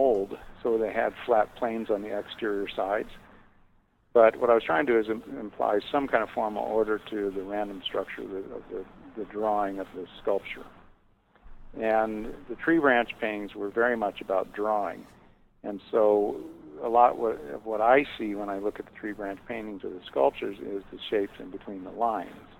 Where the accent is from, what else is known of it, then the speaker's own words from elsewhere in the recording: Dayton, Ohio, United States; now in Malibu, United States; I was born in Dayton, Ohio in 1946